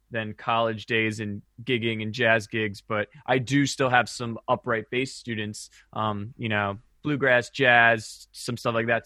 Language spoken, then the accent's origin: English; Maryland, United States; growing up in Maryland